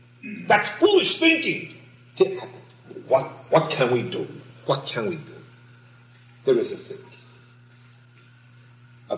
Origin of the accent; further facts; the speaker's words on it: New York City, New York, United States; I was born in Brooklyn